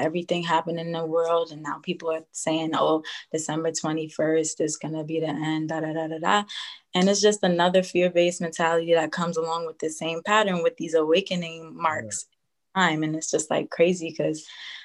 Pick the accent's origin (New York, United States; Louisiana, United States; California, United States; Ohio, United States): New York, United States; I'm 24 years old. I'm from New York.